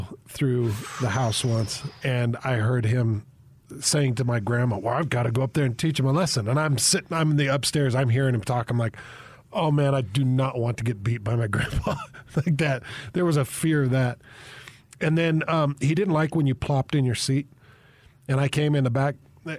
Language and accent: English; Minden, Utah, United States; But that was Minden, Utah, man. Growing up in Minden, Utah.